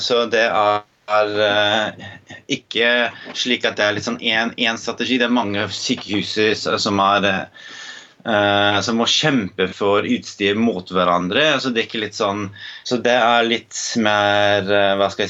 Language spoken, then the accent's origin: Norwegian; New York City, New York, United States; now in Oslo, Norway; Jeg er også Eh, amerikaner ehm, og født og oppvokst i New York City.